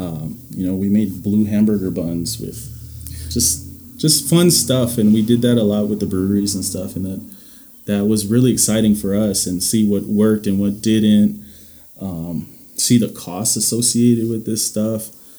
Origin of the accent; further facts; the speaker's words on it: Louisiana, United States; also born or lived in Indiana; Me growing up in a lot of different places, growing up in Louisiana, spending 10 years in Louisiana or Indiana